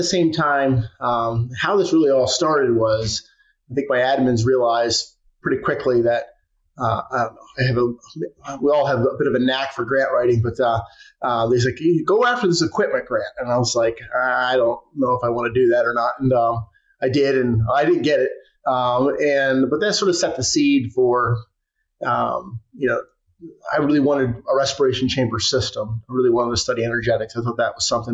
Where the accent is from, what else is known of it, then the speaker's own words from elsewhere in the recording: New York, United States; I'm from New York. My wife is from New York